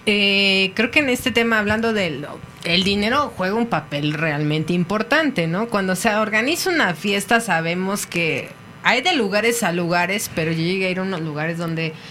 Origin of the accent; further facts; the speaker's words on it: Mexico; uno como mexicano